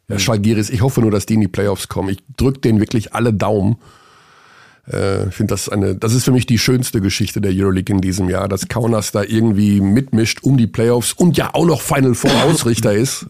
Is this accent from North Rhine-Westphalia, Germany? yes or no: yes; Hagen, North Rhine-Westphalia, Germany; In meiner Heimatstadt Hagen, weil meine Mutter meinte, als ich geboren wurde, waren es 31 Grad